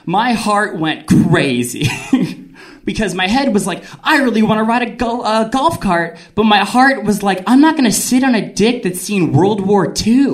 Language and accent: English; New Jersey, United States; I'm from New Jersey, which is a place where we take all of our emotions and we put it in one pizza